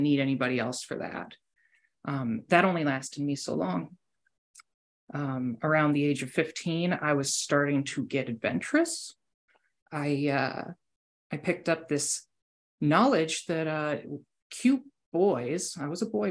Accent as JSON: {"language": "English", "country": "United States", "said": "I'm an American"}